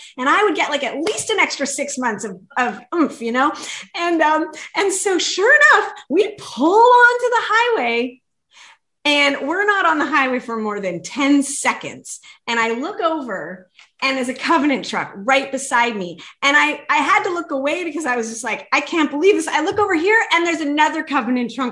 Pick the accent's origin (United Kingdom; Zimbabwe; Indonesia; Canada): Canada; moved away as an adult; now in West Coast, United States; as a Canadian